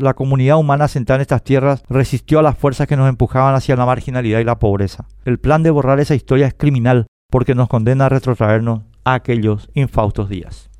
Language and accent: Spanish; Paraguay; somos paraguayos